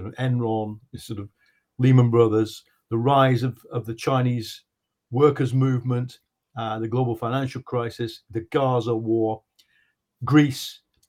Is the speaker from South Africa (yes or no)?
no; United Kingdom; now in London, United Kingdom; I'm a British journalist. I'm speaking to you from London, where it is almost midnight.